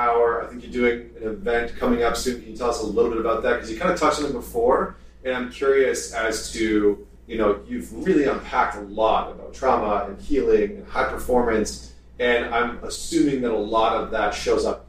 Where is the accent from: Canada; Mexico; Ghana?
Canada; I'm Canadian